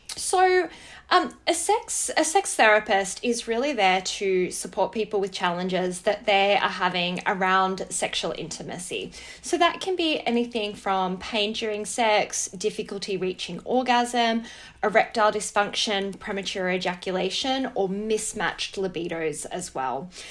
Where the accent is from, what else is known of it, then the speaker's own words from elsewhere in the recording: Wangaratta, Victoria, Australia; I grew up in Wangaratta